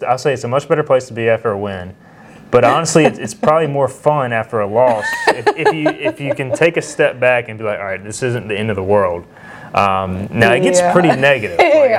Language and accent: English; Greenville, North Carolina, United States; I grew up in Greenville, North Carolina